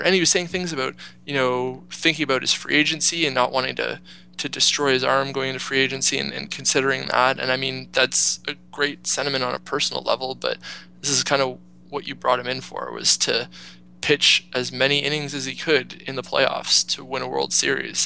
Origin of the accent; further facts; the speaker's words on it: Canada; being a Canadian and uh, and living in Canada